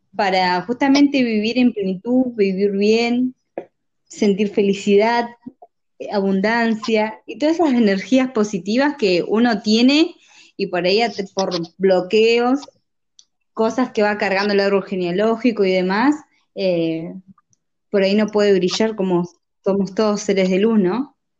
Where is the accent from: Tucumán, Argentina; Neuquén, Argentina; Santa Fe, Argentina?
Neuquén, Argentina; Soy de la provincia de Neuquén, nacida y criada acá